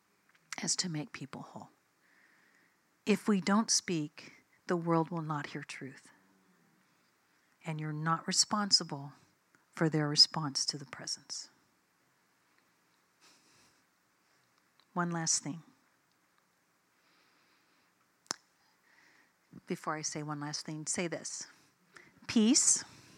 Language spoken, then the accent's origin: English; United States; I'm an American.